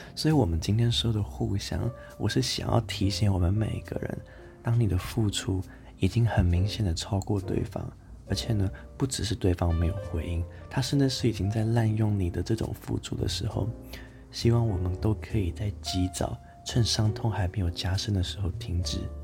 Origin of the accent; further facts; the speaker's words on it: Taichung, Taiwan; moved away as an adult; also born or lived in Tainan; now in Taipei, Taiwan; 我是台中人嘛，我大学在台南读，然后现在研究所在台北读